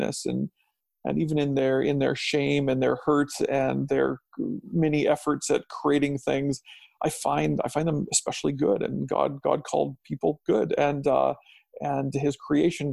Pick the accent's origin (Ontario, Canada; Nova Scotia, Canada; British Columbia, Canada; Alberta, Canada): Alberta, Canada; also born or lived in Saskatchewan / Strathmore, Alberta / Langdon, Alberta; now in Chestermere, Canada; I was born in Saskatchewan and spent my young childhood there, and then we moved to Alberta. And so I lived in Strathmore, a town east of Calgary